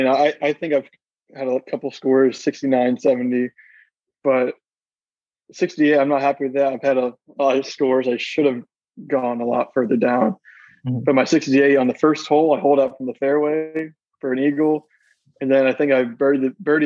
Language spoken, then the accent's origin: English; Orlando, Florida, United States; I'm from around Orlando